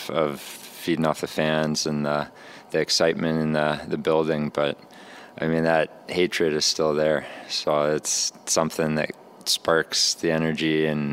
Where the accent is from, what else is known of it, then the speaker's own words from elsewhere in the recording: Canada; also born or lived in United States; growing up in Canada and being in the Canadian hockey atmosphere